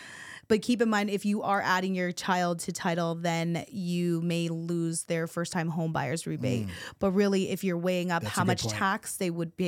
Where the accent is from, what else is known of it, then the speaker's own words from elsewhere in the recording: Philippines; My mom is a nurse. I'm Filipino, so, you know, I was forced that way.